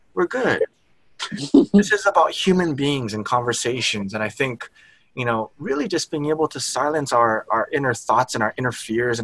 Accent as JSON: {"language": "English", "region": "Hawaii", "country": "United States", "said": "I was from Hawaii"}